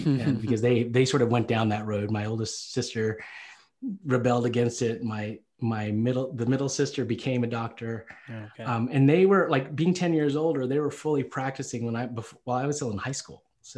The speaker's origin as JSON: {"language": "English", "region": "the South", "country": "United States", "tie": "born or raised there", "said": "And you know, growing up in the South, like, again, I you know, people might have said things to me."}